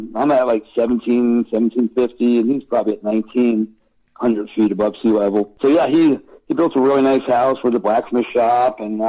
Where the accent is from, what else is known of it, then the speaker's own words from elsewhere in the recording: Long Island, New York, United States; I'm from Long Island.